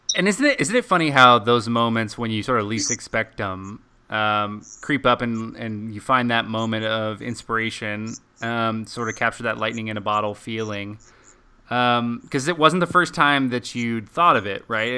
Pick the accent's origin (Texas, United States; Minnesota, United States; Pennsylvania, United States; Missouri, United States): Texas, United States; Dallas; also born or lived in Colorado Springs, Colorado